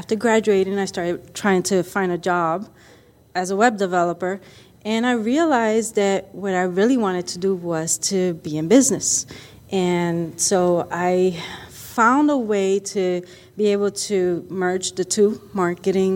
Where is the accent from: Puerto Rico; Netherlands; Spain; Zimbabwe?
Puerto Rico; now in Arizona, United States; I'm originally from Puerto Rico, and I moved here to Arizona many, many, many years ago